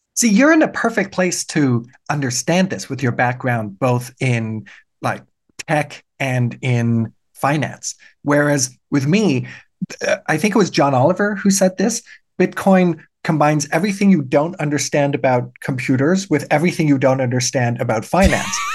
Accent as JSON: {"language": "English", "country": "Germany", "tie": "born or raised there", "moved": "yes", "lives_now": "Canada", "said": "Yes, I was born in Germany. I had a German citizenship. I immigrated to Canada. Now I'm Canadian"}